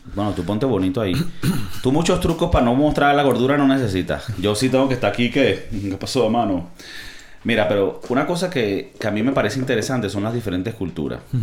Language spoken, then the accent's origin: Spanish; Venezuela; now in Spain; yo que vengo de Venezuela, porque nosotros no comemos comida de mar en Navidad